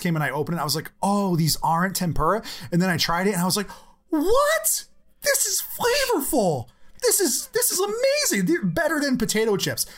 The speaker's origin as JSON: {"language": "English", "country": "United States", "said": "I'm an American"}